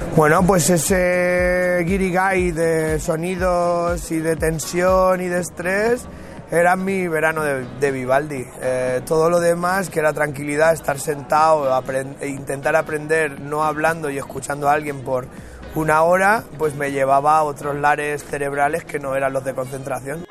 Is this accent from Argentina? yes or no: no; Albacete, Castilla-La Mancha, Spain; moved away; also born or lived in Mallorca; cuando salí de Albacete, eh, por, ser un bala en todos los sentidos, eh, me fui a Mallorca a hacer cocina allí